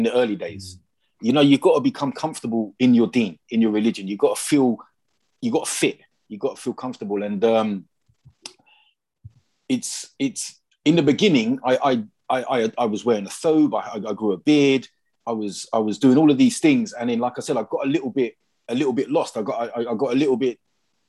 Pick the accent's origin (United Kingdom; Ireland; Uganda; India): United Kingdom; England; when you're English